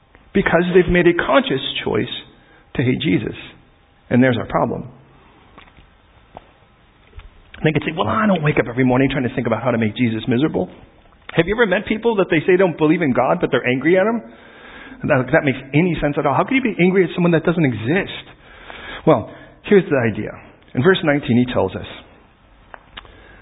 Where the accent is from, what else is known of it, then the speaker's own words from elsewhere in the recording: Chicago, Illinois, United States; I was born on the south side of Chicago, and I used to say I was the only white chocolate chip in the cookie.